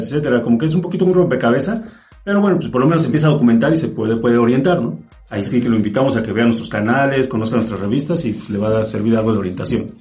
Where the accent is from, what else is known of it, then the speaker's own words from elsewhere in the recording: Mexico; soy de aquí de México